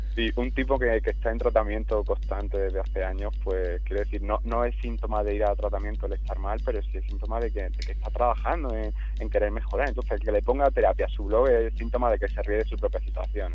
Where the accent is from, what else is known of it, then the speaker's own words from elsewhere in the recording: Jaén, Andalusia, Spain; es de Jaén, de donde soy yo.